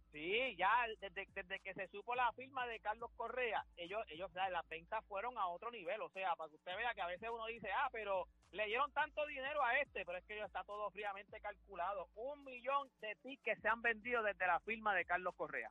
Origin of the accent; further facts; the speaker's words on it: Puerto Rico; somos todos puertorriqueños